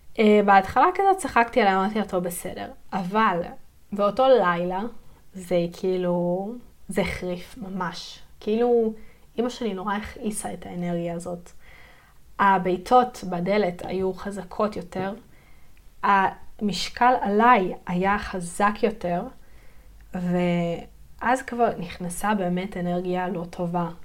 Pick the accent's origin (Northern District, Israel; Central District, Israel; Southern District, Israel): Southern District, Israel; Yeruham; אני גדלתי בירוחם. זה עיר בדרום הארץ